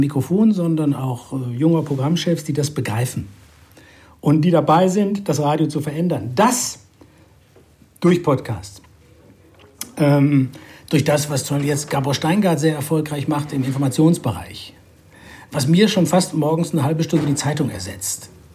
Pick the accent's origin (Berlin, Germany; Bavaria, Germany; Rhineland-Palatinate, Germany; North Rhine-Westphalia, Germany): North Rhine-Westphalia, Germany; Düsseldorf; moved away; Und in Düsseldorf bin ich geboren. Das ist meine alte Heimat, wo ich leider sehr selten bin